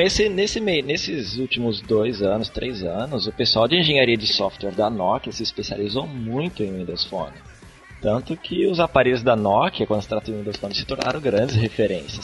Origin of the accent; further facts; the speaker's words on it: Curitiba, Paraná, Brazil; now in São José dos Campos, Brazil; eu moro aqui em São José dos Campos, estado de São Paulo, embora seja de Curitiba